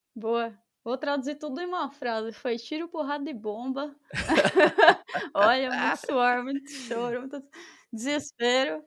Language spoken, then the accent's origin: Portuguese; São Paulo, Brazil; eu sou de São Paulo